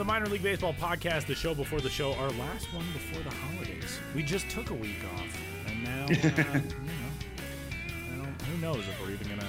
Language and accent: English; Denver, Colorado, United States; I'm from Denver and grew up a Rockies fan